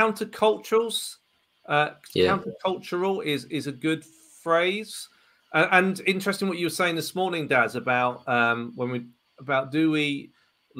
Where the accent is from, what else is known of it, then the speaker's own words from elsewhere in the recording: Ipswich, East of England, United Kingdom; growing up in Ipswich town centre